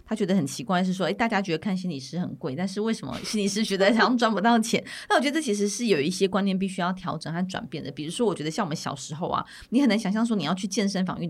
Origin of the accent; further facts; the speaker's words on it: Miaoli County, Taiwan; now in Taipei, Taiwan; 我从苗栗搬到台北，其实，在台北就看到有很多这样的心理咨商所，或者心理咨商诊所，或是精神科诊所、身心科诊所。但是，其实，在苗栗的情况就比较少看到。